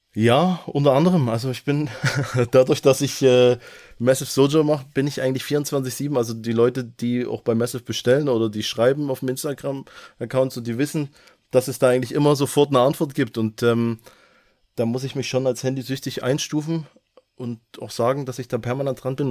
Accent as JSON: {"language": "German", "town": "Gröditz", "region": "Saxony", "country": "Germany", "tie": "born or raised there", "also_born_or_lived": "North Rhine-Westphalia", "moved": "as an adult", "lives_now": "Lörrach, Germany", "said": "Ich bin ähm, im Osten aufgewachsen, geboren, äh, in Sachsen. Man hört es auch teilweise noch raus"}